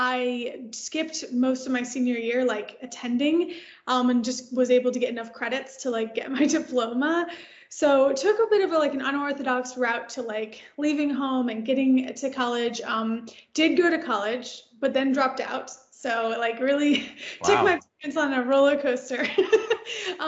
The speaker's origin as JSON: {"language": "English", "town": "Detroit", "region": "Michigan", "country": "United States", "tie": "born or raised there", "moved": "yes", "lives_now": "Los Angeles, United States", "said": "I live in LA now, but I'm actually originally from the suburbs of Detroit. So from Michigan, born and raised in Michigan"}